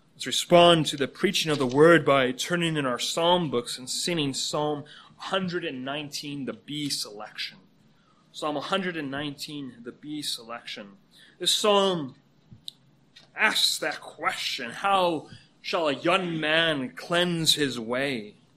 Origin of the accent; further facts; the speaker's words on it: Canada; moved away as an adult; now in United States; Canada is my home country